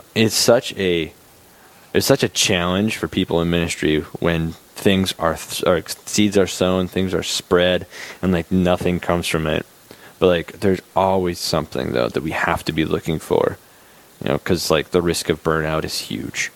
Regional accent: Bismarck, North Dakota, United States; now in Aberdeen, United States; I'm originally from Bismarck

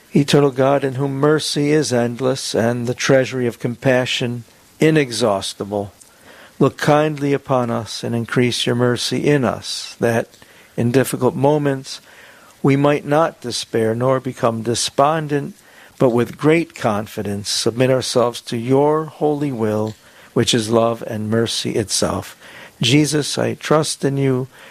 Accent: Joliet, Illinois, United States; now in Owatonna, United States; I come from Joliet, Illinois

